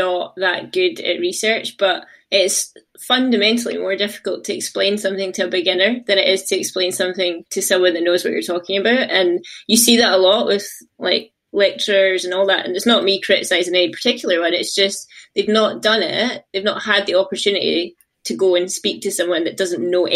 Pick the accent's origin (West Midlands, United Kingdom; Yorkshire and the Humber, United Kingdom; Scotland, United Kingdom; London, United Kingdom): Scotland, United Kingdom; Glasgow; I'm from Glasgow, but I ended up moving to get a job over to the East Coast.